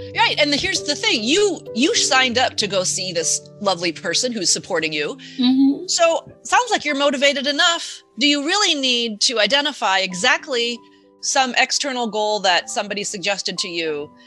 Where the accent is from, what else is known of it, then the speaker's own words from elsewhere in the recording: near Chicago, Illinois, United States; I grew up near Chicago